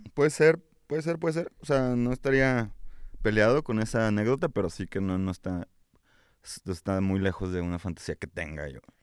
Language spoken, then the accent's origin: Spanish; Mexico; Así somos los mexicanos